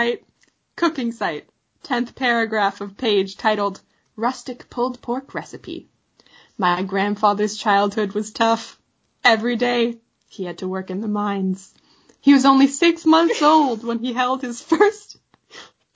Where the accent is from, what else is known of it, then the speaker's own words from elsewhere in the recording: Canada; We're Canadian